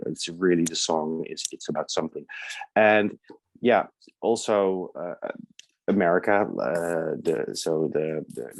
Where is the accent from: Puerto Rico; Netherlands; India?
Netherlands; The Hague, South Holland; moved away as an adult; also born or lived in Amsterdam / Germany / United States; now in London, United Kingdom; Originally from the Netherlands. I was born in The Hague, small seaside town, but I lived in Amsterdam for a long time.